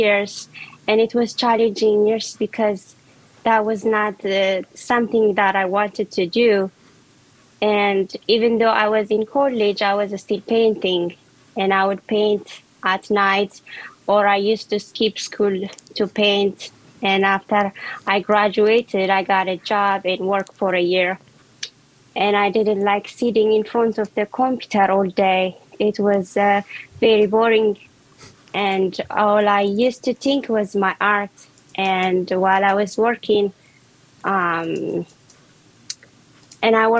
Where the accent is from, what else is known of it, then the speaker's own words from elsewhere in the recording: Ethiopia; moved away as an adult; now in Washington, D.C., United States; I was born and raised in Ethiopia, and I'm living in Washington, D.C. now